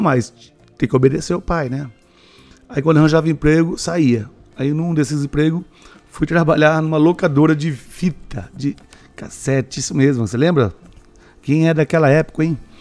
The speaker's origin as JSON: {"language": "Portuguese", "town": "Maringá", "region": "Paraná", "country": "Brazil", "said": "sou de Maringá"}